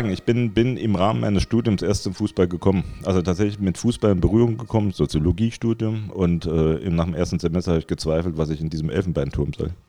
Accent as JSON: {"language": "German", "region": "Saarland", "country": "Germany", "said": "als Saarländer, ich bin absoluter Saarländer, wie viele Saarländer Saarländer sind"}